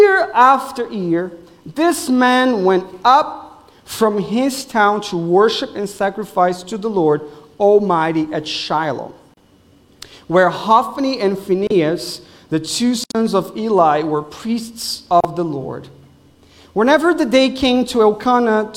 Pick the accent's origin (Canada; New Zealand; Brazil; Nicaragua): Brazil; English is a second language; now in Wesley Chapel, United States; I'm from Brazil, so I'm sorry if you will hear accent on the way here.